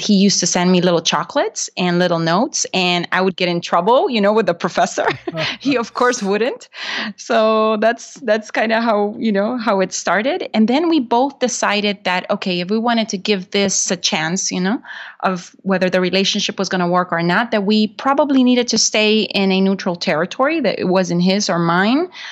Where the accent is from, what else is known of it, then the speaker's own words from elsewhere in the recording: Honduras; English is a second language; moved away as an adult; also born or lived in Macomb, Illinois, United States; now in United States; I'm originally from Honduras